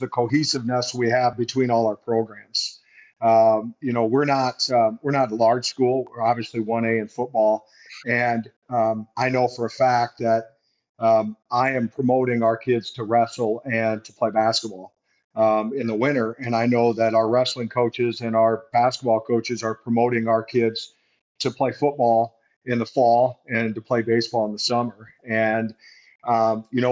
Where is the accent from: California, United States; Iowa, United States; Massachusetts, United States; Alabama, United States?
Iowa, United States; Hawarden; I've been blessed to coach here. It's my hometown